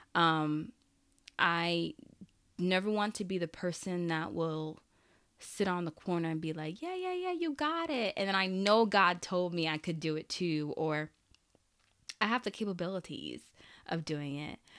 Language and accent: English; Haiti; I'm Haitian, so I just said it in Creole.